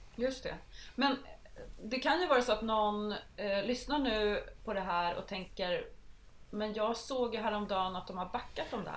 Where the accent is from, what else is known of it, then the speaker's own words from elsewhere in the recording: Södermanland, Sweden; I mitt hemlän, Sörmland